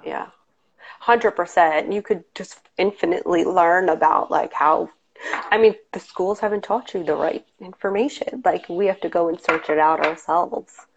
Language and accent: English; Long Island, New York, United States; moved away as an adult; now in New York City, United States; I come from Long Island and it wasn't super, super diverse. And then when I moved to New York now almost 20 years ago